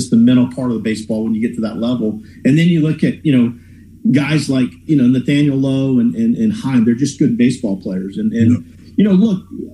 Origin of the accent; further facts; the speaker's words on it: Houston, Texas, United States; a kid growing up in Houston